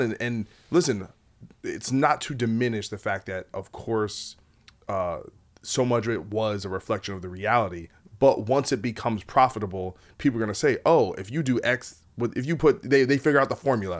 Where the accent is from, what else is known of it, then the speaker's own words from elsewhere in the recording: New Jersey, United States; I'm from Jersey